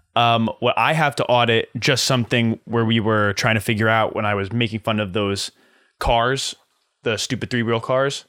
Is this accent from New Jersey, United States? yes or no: yes; Flemington, New Jersey, United States; also born or lived in Hoboken, New Jersey; My hometown, Flemington